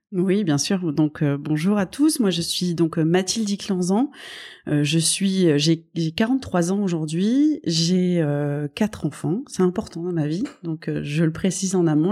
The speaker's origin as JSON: {"language": "French", "town": "Toulouse", "region": "Occitania", "country": "France", "tie": "born or raised there", "also_born_or_lived": "Paris", "moved": "yes", "said": "je suis née donc à, à Toulouse. Euh, je suis, euh, j'ai un fort ADN hein, en, dans cette région du sud en fait, dans lequel ma famille est établie depuis des années"}